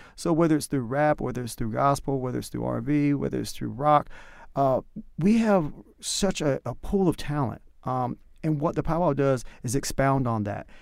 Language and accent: English; North Carolina, United States; accent: country; moved away; my country accent comes out the more I talk, so you can tell that I'm from North Carolina